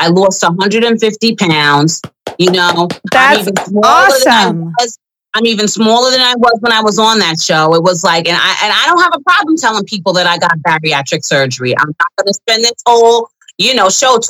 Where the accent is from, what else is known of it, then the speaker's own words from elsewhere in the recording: New York, United States; I'm from New York, so I always participated in the Pride Parade